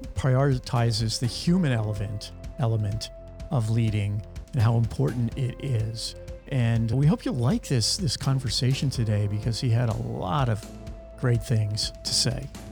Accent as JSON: {"language": "English", "region": "Pennsylvania", "country": "United States", "said": "I'm from Pennsylvania"}